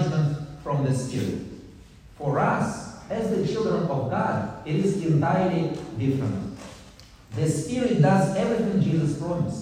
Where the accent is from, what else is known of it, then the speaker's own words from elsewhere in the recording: Russia; I come from Russia.